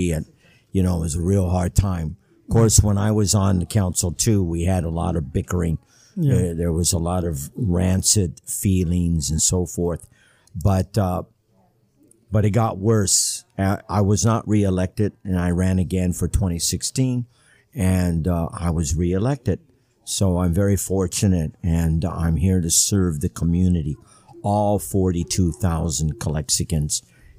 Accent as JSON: {"language": "English", "town": "Los Angeles", "region": "California", "country": "United States", "also_born_or_lived": "Mexicali", "said": "And I am originally from Los Angeles. I like to say that I moved more than the U-Haul movers."}